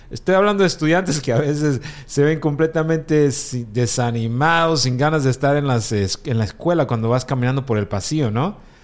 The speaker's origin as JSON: {"language": "Spanish", "country": "Guatemala", "said": "Guatemala, yo soy guatemalteco"}